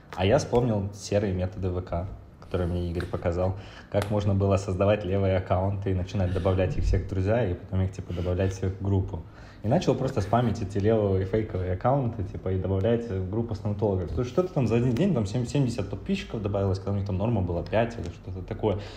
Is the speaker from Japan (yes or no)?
no; Chernivtsi, Chernivtsi Oblast, Ukraine; moved away; родился я в маленьком городе в Украине под названием Черноцы. Это близко к границе Румынии с Молдавией.